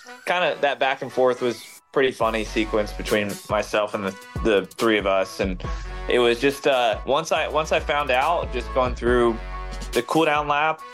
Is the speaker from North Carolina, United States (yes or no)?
yes; Charlotte, North Carolina, United States; growing up in Charlotte as a Charlotte kid